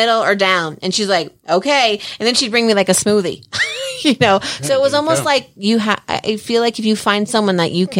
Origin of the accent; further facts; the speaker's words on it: New Jersey, United States; now in Colorado, United States; I'm from Jersey